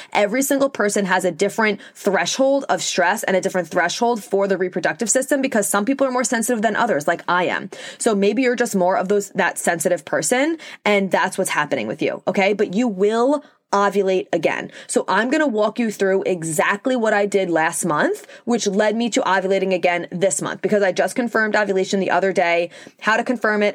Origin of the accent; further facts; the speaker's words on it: Long Island, New York, United States; accent: New York; if you couldn't tell by my accent, I'm from New York, specifically Long Island